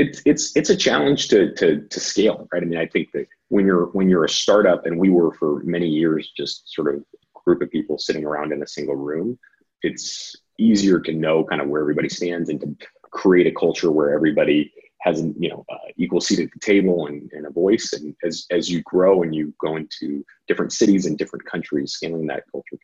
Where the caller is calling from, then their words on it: Austin, Texas, United States; I am sitting in our WeWork office in Austin, Texas.